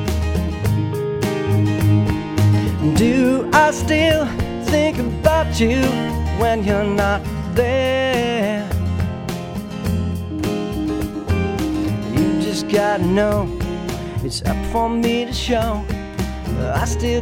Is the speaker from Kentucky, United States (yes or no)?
no; Whitman, Massachusetts, United States; I'm from Whitman